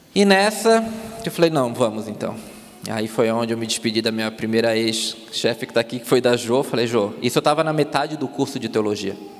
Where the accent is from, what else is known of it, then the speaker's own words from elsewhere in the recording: Palhoça, Santa Catarina, Brazil; accent: Floripa; moved away; also born or lived in Florianópolis; Eu sou de Palhoça, que é do lado.